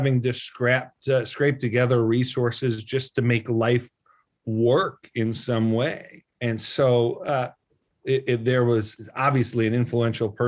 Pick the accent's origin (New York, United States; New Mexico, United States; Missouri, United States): New York, United States; Buffalo; I grew up in Buffalo